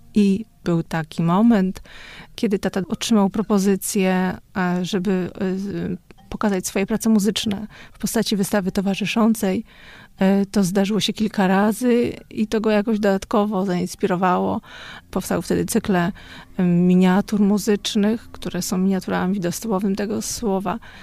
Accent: Podlaskie Voivodeship, Poland; now in Warsaw, Poland; Pochodzimy z Podlasia, południowego Podlasia

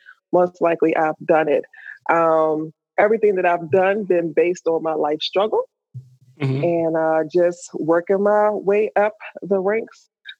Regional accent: Alexandria, Virginia, United States; now in District Heights, United States; I'm originally from Alexandria, Virginia.

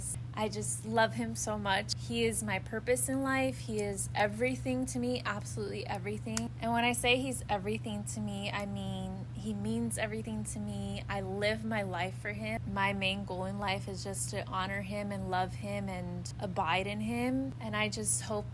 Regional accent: Los Angeles, California, United States; accent: American; I am from California. I was born in Los Angeles, literally in the city of Los Angeles

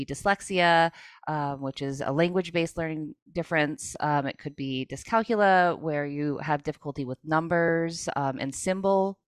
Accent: New England, United States; I grew up in the New England area as a child with learning disabilities

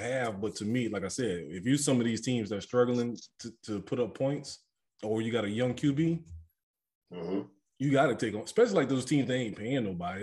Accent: New Orleans, Louisiana, United States; growing up in New Orleans, I know we a different breed when it comes to liquor

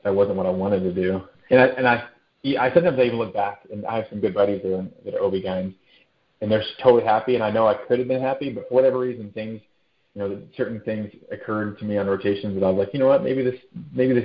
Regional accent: Dallas, Texas, United States; moved away as an adult; also born or lived in Provo, Utah / Georgia; now in San Antonio, United States; I grew up in Dallas, a Texas boy

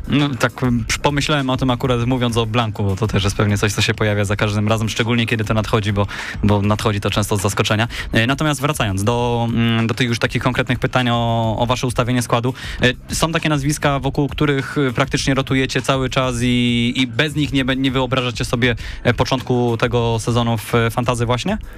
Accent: Poznań, Greater Poland, Poland; tutaj lokalnie my jesteśmy z Poznania

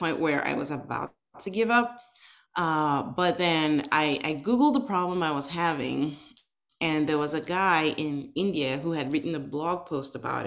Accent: Nigeria; now in United States; I am originally from Nigeria. I was born and raised in Nigeria back in the 80s

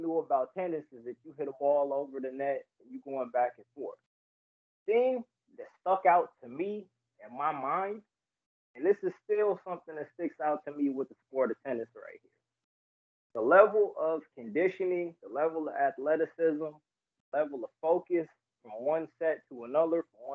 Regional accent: Phoenix, Arizona, United States; also born or lived in Detroit, Michigan; I grew up in Phoenix, Arizona. Detroit is always home, but you know, mom and pops got us up out of there.

